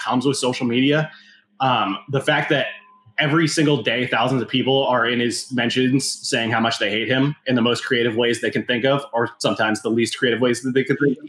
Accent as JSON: {"language": "English", "region": "Southern California", "country": "United States", "tie": "born or raised there", "said": "Growing up in Southern California"}